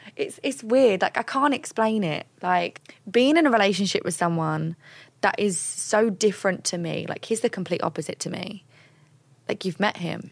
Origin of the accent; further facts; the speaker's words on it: London, United Kingdom; I'm from London.